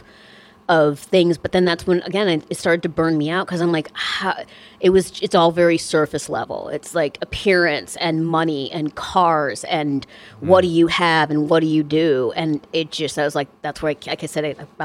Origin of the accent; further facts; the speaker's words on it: Chicago, Illinois, United States; moved away as an adult; also born or lived in Iowa; now in Los Angeles, United States; I grew up in Chicago.